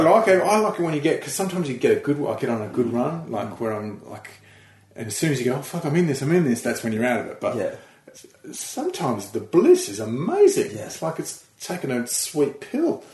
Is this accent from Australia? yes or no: yes; Australia; moved away as an adult; now in United Kingdom; we moved over from Australia